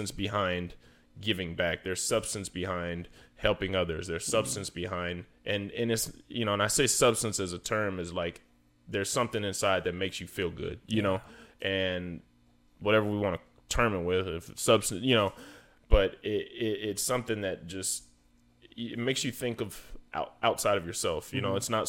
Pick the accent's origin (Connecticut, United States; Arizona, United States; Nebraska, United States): Arizona, United States; Chandler; where I grew up at in Chandler